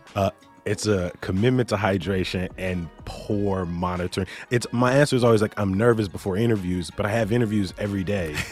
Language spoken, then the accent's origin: English; Chicago, Illinois, United States; having grown up here, you know, I'm, I'm thirty years